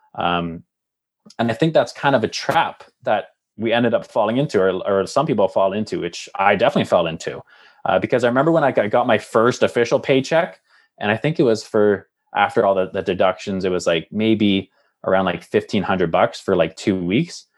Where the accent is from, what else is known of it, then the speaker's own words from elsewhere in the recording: Lindsay, Ontario, Canada; moved away as an adult; also born or lived in Calgary / Hamilton; now in Halifax, Canada; growing up in Lindsay, Ontario